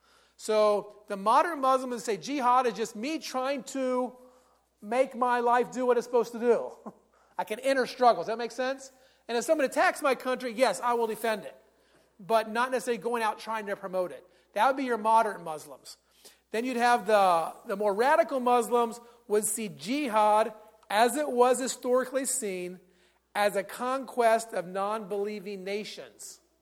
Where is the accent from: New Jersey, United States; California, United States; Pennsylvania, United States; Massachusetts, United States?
Pennsylvania, United States; I told the director that I'd grown up in Pennsylvania.